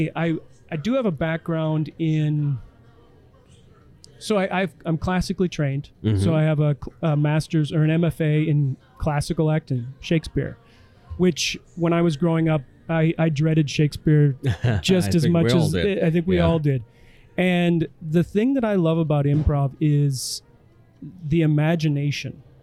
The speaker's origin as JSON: {"language": "English", "town": "Elkton", "region": "South Dakota", "country": "United States", "tie": "born or raised there", "said": "We did one in Elkton, in my hometown bar"}